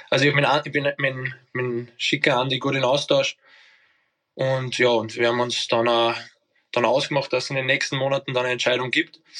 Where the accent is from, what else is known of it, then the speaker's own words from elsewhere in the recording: Scheibbs, Lower Austria, Austria; born there; Ich Scheibs, ja, du, das ist das nächste Krankenhaus.